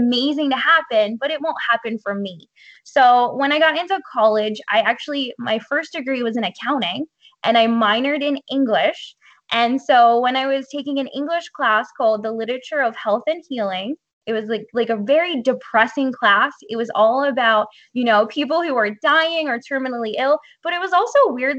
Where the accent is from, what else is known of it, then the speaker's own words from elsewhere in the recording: Hollidaysburg, Pennsylvania, United States; I actually grew up in a really small town that I still live in. It's called Hollidaysburg, Pennsylvania